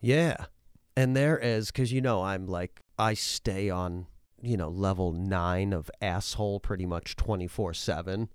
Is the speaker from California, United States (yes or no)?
no; Massachusetts, United States; moved away; also born or lived in New Hampshire; where I grew up in Massachusetts